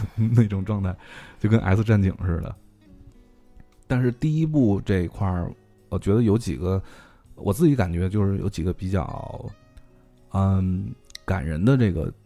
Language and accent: Chinese; China; 我们中国人民